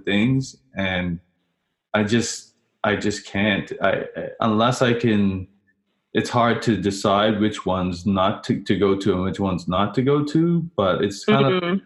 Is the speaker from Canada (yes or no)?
no; St. George's, Bermuda; I don't know how I ended up being a St. George's.